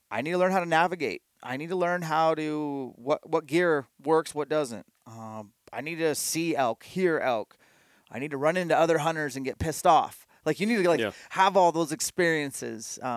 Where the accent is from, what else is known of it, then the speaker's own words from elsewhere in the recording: Elk, Washington, United States; and I grew up here in Elk, Washington. In elk, Washington. That's the name of the town.